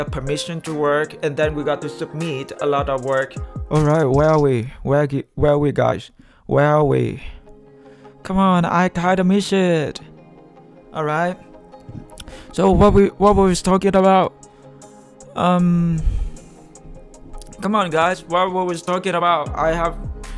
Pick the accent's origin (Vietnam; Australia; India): Vietnam; first language Vietnamese; English is a second language; moved away as an adult; now in United States; I was born in Vietnam